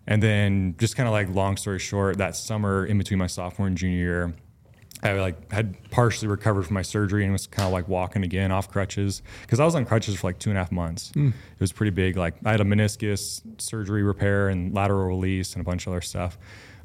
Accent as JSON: {"language": "English", "region": "Oregon", "country": "United States", "tie": "born or raised there", "said": "I grew up in Oregon"}